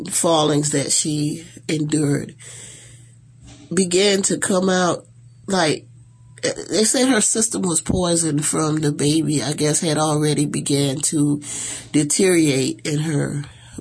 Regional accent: Estill, South Carolina, United States; moved away as an adult; now in Savannah, United States; I was raised in Estill, South Carolina, so, which is only like an hour, not even quite an hour from here, from Savannah

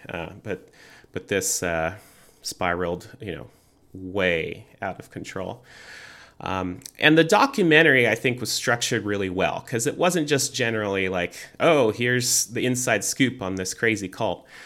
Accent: United States; I am an American

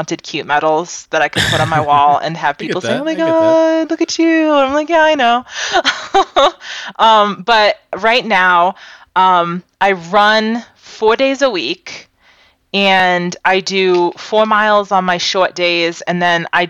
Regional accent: Massachusetts, United States; growing up in Massachusetts, I did a lot of cold weather camping

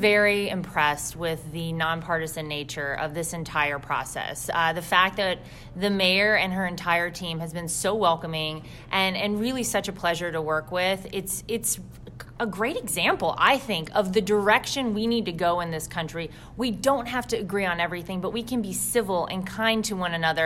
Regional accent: Wrightsville Beach, North Carolina, United States; my hometown of Wrightsville Beach

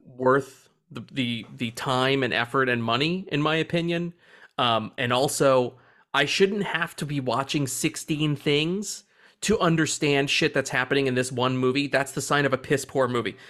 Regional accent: United States; I'm an American

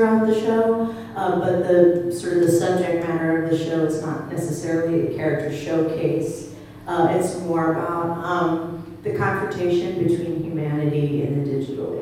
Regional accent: Portland, Oregon, United States; I grew up in Portland, Oregon

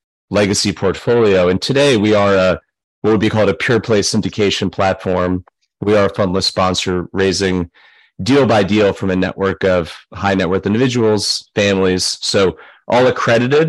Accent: New York, United States; moved away as an adult; now in Nashville, United States; I'm from New York originally, but I've been in Nashville 15 years.

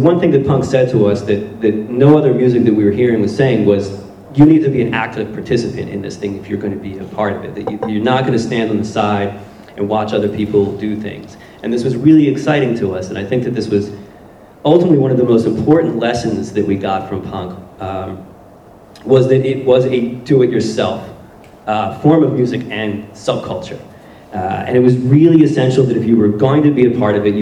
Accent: Blackwood, New Jersey, United States; moved away as an adult; now in Philadelphia, United States; we grew up in Blackwood, New Jersey, which is sort of a blue-collar, working-class suburb of Philadelphia

